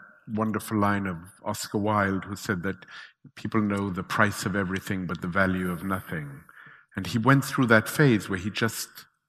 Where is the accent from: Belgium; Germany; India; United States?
Belgium; growing up in Belgium